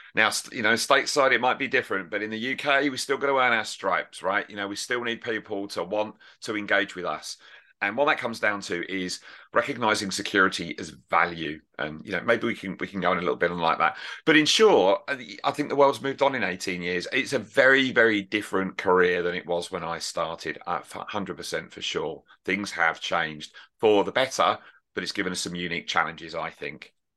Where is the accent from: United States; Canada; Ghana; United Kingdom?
United Kingdom; I'm right over from the United Kingdom